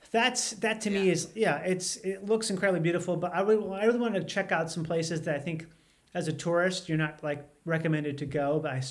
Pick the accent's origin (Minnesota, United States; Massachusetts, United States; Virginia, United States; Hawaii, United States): Minnesota, United States; I grew up in Minnesota. I'm obviously a white guy.